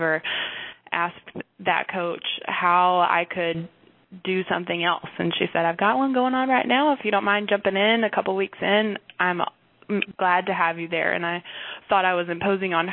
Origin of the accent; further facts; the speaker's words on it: North Texas, United States; I'm from North Texas area. I live in Wichita Falls right now with my Army husband